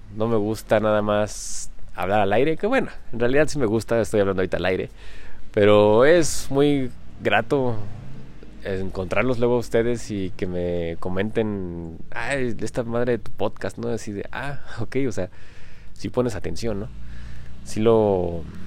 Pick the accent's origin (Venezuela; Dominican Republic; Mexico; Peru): Mexico; soy mexicano